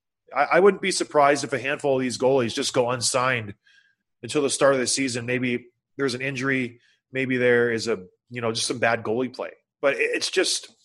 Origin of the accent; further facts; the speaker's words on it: St. Catharines, Ontario, Canada; I grew up in St. Catharines